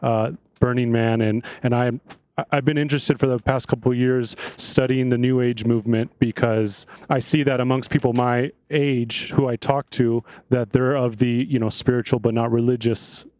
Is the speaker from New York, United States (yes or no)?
no; Los Angeles, California, United States; now in San Diego, United States; I'm from Los Angeles, but I live in San Diego now